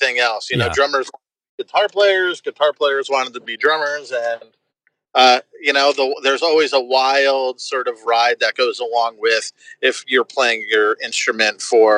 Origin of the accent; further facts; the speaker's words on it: Woodbridge, New Jersey, United States; now in Gainesville, United States; I didn't grow up in Gainesville. I grew up in Woodbridge, New Jersey